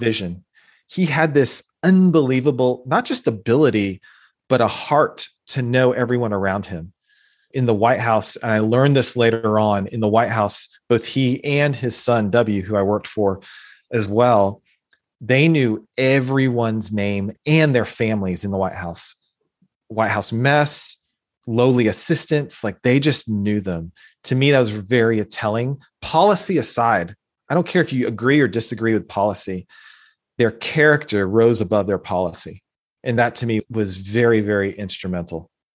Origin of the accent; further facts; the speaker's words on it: United States; being born and growing up, growing up in the United States